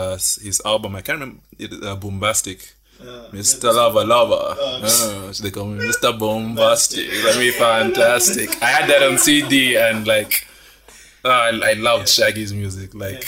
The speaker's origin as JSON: {"language": "English", "town": "Kasama", "region": "Northern Province", "country": "Zambia", "tie": "born or raised there", "said": "I grew up in Kasama."}